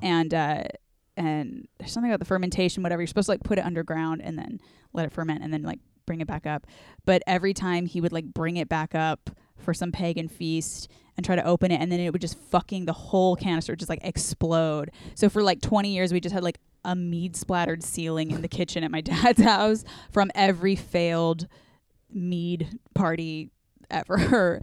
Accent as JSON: {"language": "English", "area": "Orange County", "region": "California", "country": "United States", "tie": "born or raised there", "said": "growing up in Orange County"}